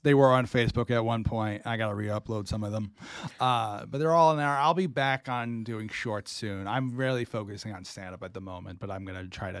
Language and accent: English; Swansea, Massachusetts, United States; I'm from Swansea, Mass.